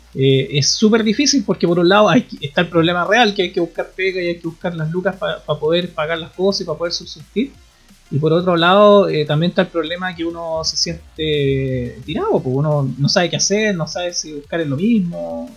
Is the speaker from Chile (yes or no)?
yes; Puerto Montt, Los Lagos, Chile; moved away; Yo nací en Puerto Montt